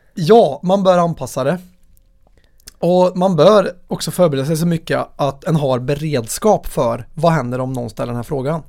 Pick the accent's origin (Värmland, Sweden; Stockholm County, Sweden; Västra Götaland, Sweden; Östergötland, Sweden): Värmland, Sweden; min värmländska personlighet